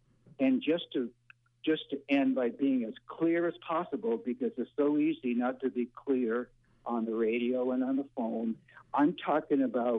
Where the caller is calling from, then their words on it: New Vineyard, Maine, United States; I'm calling from New Vineyard, Maine.